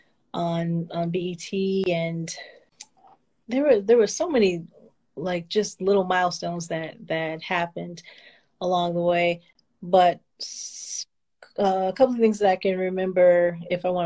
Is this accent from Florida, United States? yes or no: no; Detroit, Michigan, United States; I'm from Detroit